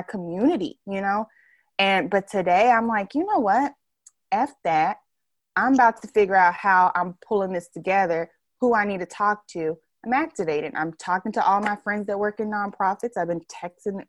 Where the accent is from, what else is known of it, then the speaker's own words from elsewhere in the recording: United States; we're from here, we're like from the United States.